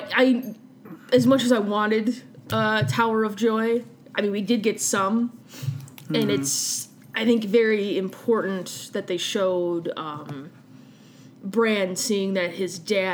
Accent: Chicago, Illinois, United States; from Chicago, and I don't say words right

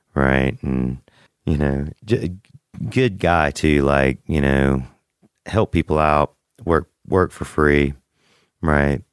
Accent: Macon, Georgia, United States; I'm from Macon, Georgia, Mac Town.

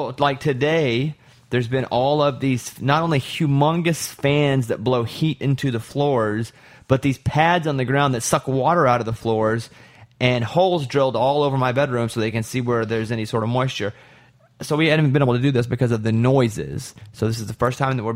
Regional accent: Arkansas, United States; I'm from Arkansas

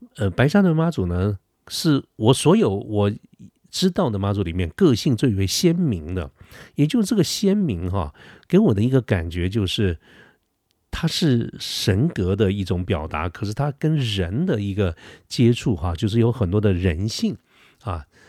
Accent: Taiwan; 我们台湾人民

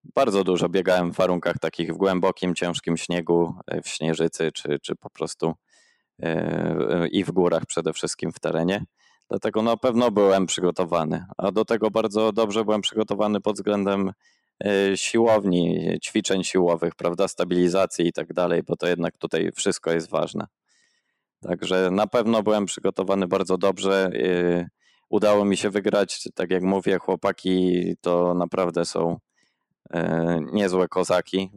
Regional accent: Przemyśl, Subcarpathian Voivodeship, Poland; now in Oslo, Norway; pochodzę z Przemyśla, mieszkaliśmy zaraz koło parku miejskiego

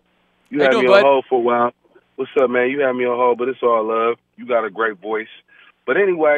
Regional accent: California, United States; We from California. I don't know where you from, but I'm from Cali.

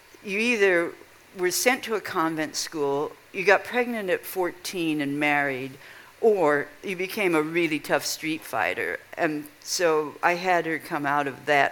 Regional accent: Kansas, United States; now in Chicago, United States; When I was a child growing up in Kansas

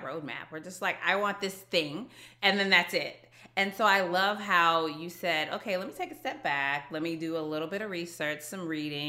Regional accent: Texas, United States; a fellow Texan

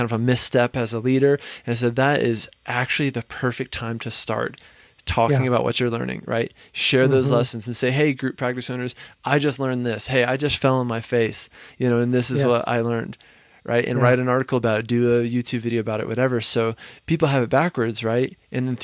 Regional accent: Virginia, United States; I'm from Virginia

